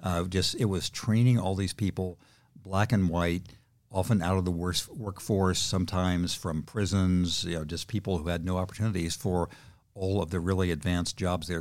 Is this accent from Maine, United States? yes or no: no; Redlands, California, United States; my hometown of Redlands, California